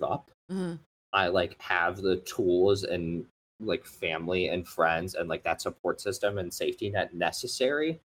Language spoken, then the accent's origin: English; Midwest, United States; I'm a Midwesterner